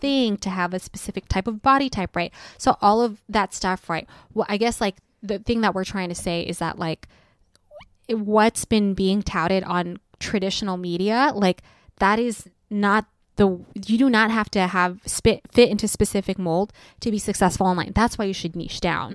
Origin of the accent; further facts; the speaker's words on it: United States; an American teenager growing up